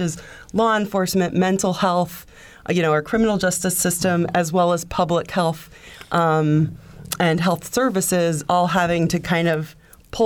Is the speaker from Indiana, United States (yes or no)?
yes; Indiana, United States; growing up in Indiana